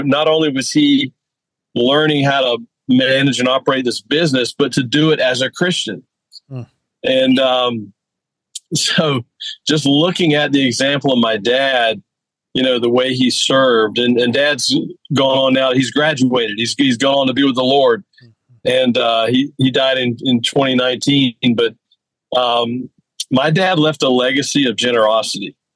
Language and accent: English; Myrtle Beach, South Carolina, United States; moved away; I'm literally sitting in my hometown, Myrtle Beach, South Carolina